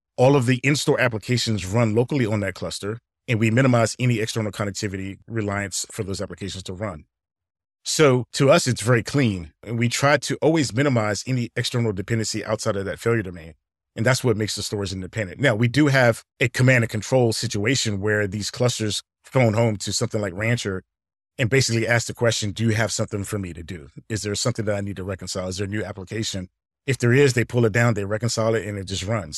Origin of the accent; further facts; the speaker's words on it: Alexandria, Virginia, United States; I grew up in Alexandria, Virginia